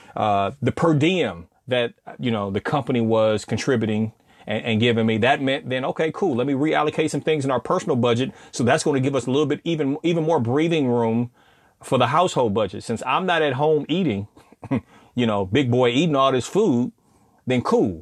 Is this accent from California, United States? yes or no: yes; California, United States; now in Southern United States, United States; I come from Cali, and I'm living down south